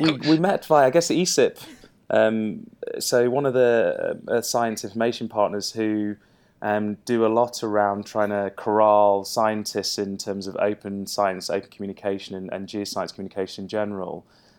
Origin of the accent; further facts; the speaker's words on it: Louisiana, United States; I'm just putting it on for the podcast. I'm really from Louisiana.